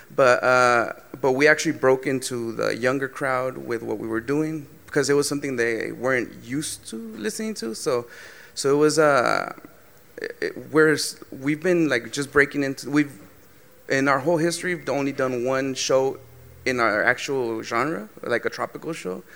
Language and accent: English; Southern California, United States; we're from Southern California. We grew up in the 90s